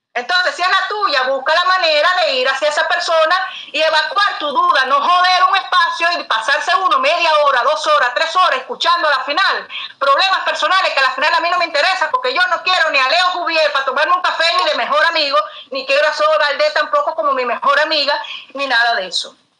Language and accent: Spanish; Cuba; como cubana